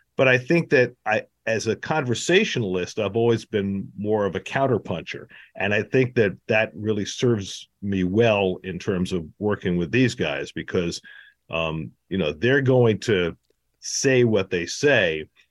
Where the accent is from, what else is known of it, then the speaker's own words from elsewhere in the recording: New York, United States; growing up in New York in the sixties and seventies